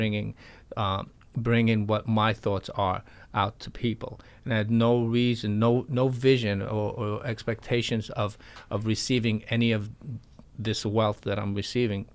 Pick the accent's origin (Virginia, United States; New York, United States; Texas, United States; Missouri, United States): New York, United States; also born or lived in Florida; I am a New Yorker and I love New York